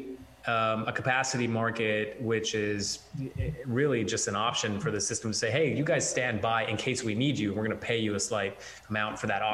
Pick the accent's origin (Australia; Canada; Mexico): Canada; Alberta and Western Canada; moved away; I grew up in Alberta and Western Canada, where minus 40 is a routine